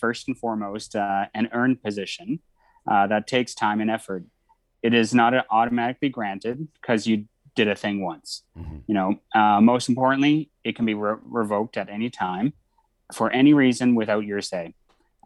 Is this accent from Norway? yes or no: no; Cape Breton, Nova Scotia, Canada; I'm from Cape Breton in Nova Scotia, which is called Unamagi in Mi'kmaq